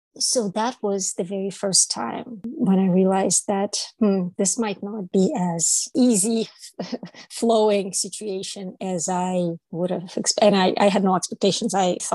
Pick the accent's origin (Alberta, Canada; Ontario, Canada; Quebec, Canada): Ontario, Canada; Toronto; I came from Toronto, where I had friends from all over the world, first, second, third generation immigrants, different colors, different languages.